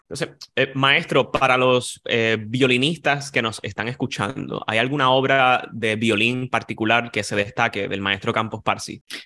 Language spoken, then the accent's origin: Spanish; Puerto Rico; el tenor boricua